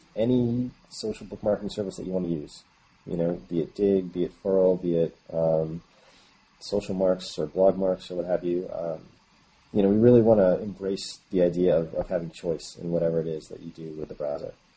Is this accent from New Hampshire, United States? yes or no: yes; New Hampshire, United States; now in San Francisco, United States; I'm originally actually from the East Coast of the U.S., um, New Hampshire, actually, a small town, and I currently live in San Francisco.